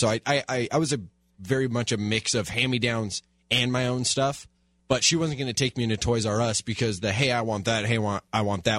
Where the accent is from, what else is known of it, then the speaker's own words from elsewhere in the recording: Glendora, California, United States; I grew up in Glendora, which I don't know how much time you spent in Glendora, but Glendora is very much a bubble where it's kind of not a lot happens in Glendora. It's a pretty quiet town.